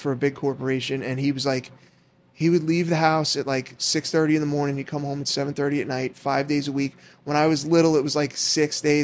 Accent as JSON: {"language": "English", "town": "River Edge", "region": "New Jersey", "country": "United States", "tie": "born or raised there", "said": "I grew up in River Edge"}